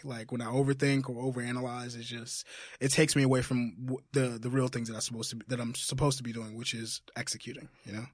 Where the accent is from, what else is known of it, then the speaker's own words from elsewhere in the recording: Jamaica; moved away; Jamaica. I'm from Jamaica